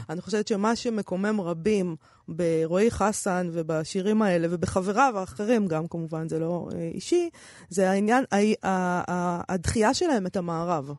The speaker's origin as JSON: {"language": "Hebrew", "country": "Israel", "said": "אנחנו מפה"}